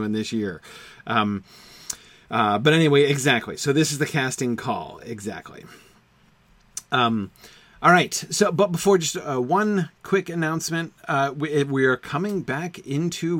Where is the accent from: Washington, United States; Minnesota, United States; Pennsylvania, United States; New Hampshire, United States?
New Hampshire, United States; Amherst; I lived in the town of Amherst, New Hampshire. That was my hometown when I lived here before I went off to college